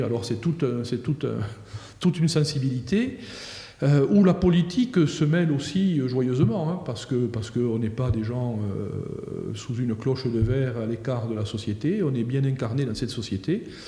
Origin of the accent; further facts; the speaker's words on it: Comminges, Occitania, France; also born or lived in Toulouse; je, viens de là, j'ai grandi euh, dans une famille